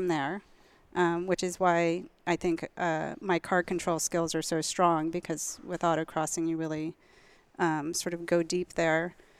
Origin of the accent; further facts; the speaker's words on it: East Coast, United States; we grew up on the East Coast.